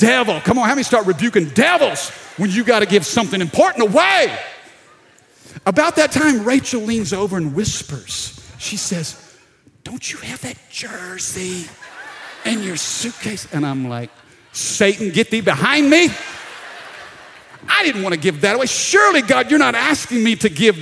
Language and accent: English; Baton Rouge, Louisiana, United States; we're down in South Louisiana, Baton Rouge